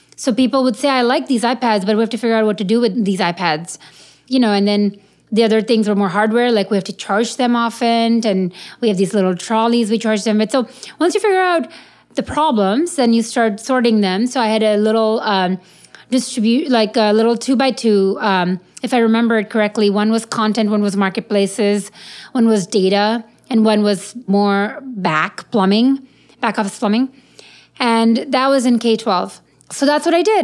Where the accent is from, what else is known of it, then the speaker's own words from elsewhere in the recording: India; I'm Indian